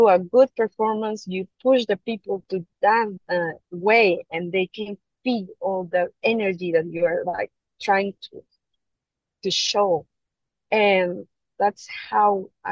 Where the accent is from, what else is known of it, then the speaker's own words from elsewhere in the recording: Mexico; English is a second language; moved away as an adult; now in Hong Kong; we are from Mexico